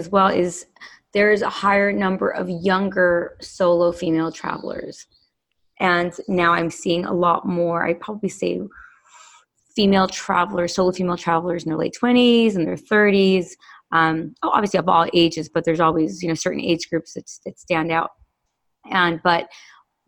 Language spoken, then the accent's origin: English; Los Angeles, California, United States; growing up in Los Angeles